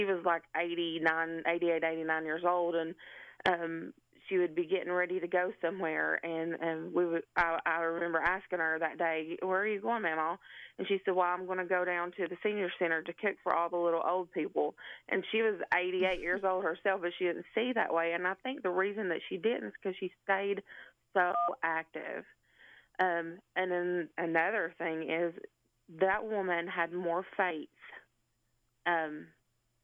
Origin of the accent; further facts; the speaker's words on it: Letcher County, Kentucky, United States; now in Cleveland, United States; I currently live in Cleveland, Tennessee, but I was born and raised in Letcher County